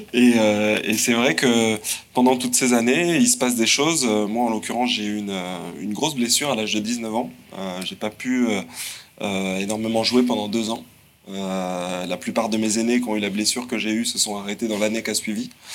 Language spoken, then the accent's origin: French; Le Mans, Pays de la Loire, France; je suis un provincial, je viens du Mans